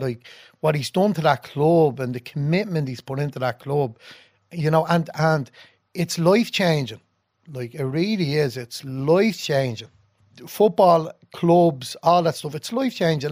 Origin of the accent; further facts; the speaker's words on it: Dublin, Leinster, Ireland; I was born and grew up in, uh, Ballymun